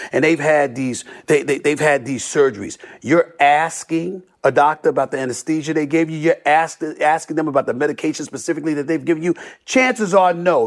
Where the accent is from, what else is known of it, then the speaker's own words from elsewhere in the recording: New York City, New York, United States; I grew up in Hollis, Queens